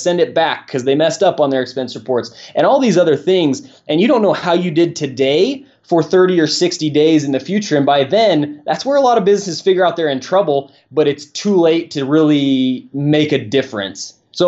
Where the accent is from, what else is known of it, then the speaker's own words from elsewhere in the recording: Nevada, United States; Well, I'm from Nevada, so I basically have to pick all my sports teams